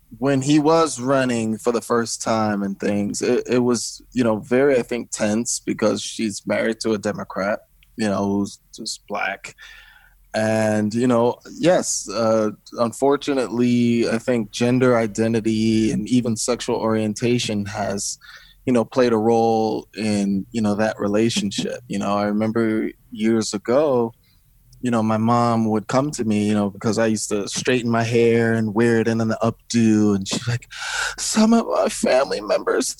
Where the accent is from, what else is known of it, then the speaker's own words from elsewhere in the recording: New Jersey, United States; I was born in New Jersey